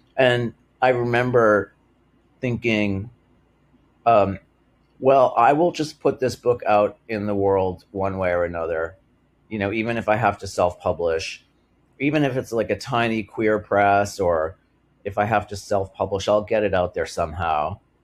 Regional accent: Massachusetts, United States; the town where I grew up in Massachusetts

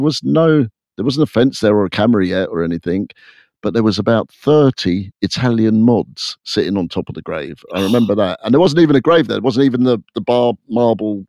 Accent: England, United Kingdom; when we were growing up in England in the 70s

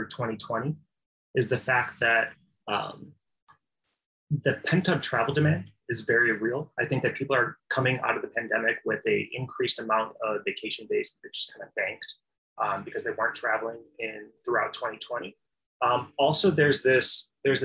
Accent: Midwest, United States; I'm from the Midwest

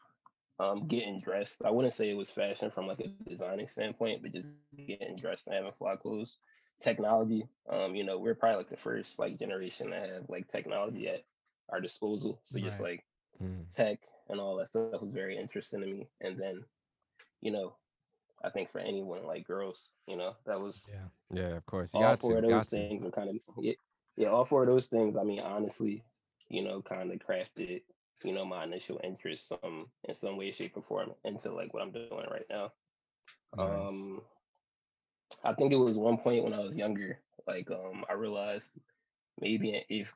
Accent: Philadelphia, Pennsylvania, United States; I'm from Philadelphia. Been here all 26 years of my life. West Philly to be exact

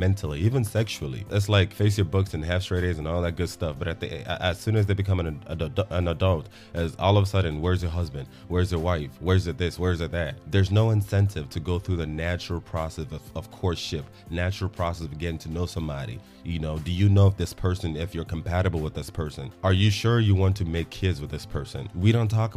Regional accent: Nigeria; now in Texas, United States; as a Nigerian

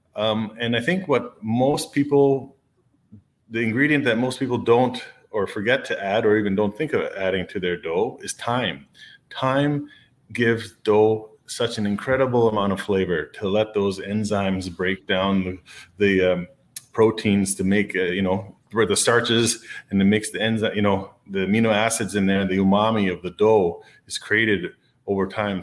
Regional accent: Canada; being a Canadian

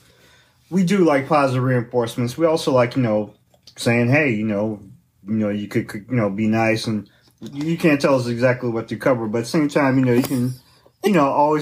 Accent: Chicago, Illinois, United States; born or raised there

